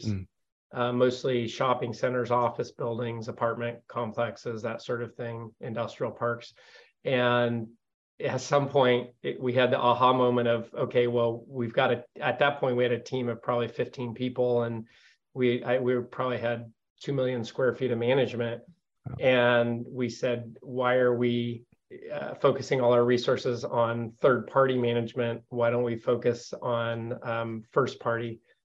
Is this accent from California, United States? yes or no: yes; Modesto, California, United States; we are both actually born and raised in Modesto, California, which is where our firm is headquartered.